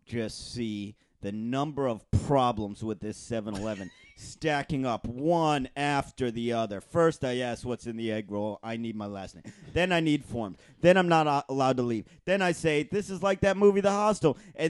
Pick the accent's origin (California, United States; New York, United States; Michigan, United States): Michigan, United States; I'm not Italian. I'm from